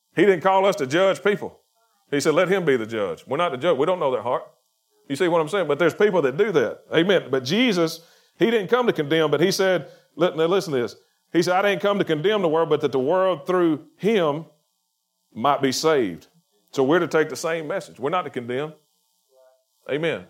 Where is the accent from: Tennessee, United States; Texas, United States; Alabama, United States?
Alabama, United States; Chilton County; I'm from Chilton County